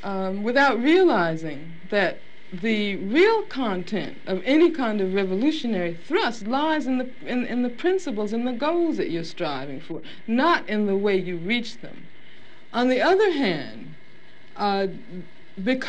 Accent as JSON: {"language": "English", "town": "Birmingham", "region": "Alabama", "country": "United States", "tie": "born or raised there", "also_born_or_lived": "Los Angeles", "moved": "yes", "said": "I grew up in Birmingham, Alabama"}